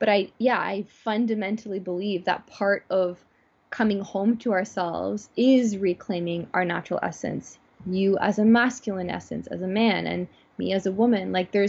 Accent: Toronto, Ontario, Canada; born or raised there

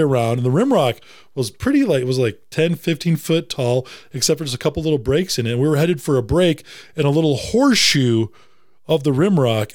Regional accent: Wisconsin, United States; moved away; also born or lived in Tennessee; I'm from Wisconsin

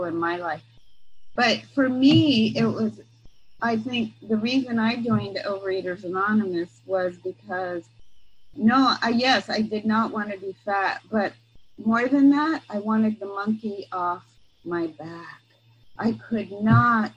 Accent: San Mateo, California, United States; I'm from San Mateo, the peninsula

